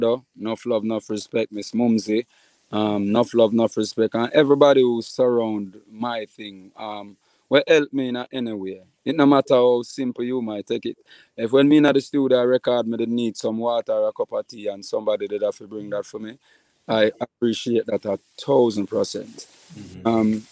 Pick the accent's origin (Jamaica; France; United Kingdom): Jamaica; Portland Parish; also born or lived in Kingston, Jamaica; me is a Jamaican. Me is not a Portlander. I'm born and raised in Portland